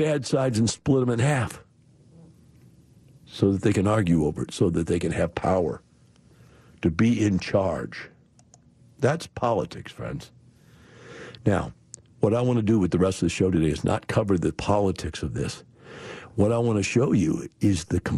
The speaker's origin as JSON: {"language": "English", "town": "Madison", "region": "Wisconsin", "country": "United States", "tie": "born or raised there", "said": "I grew up in Madison, Wisconsin during the Vietnam War"}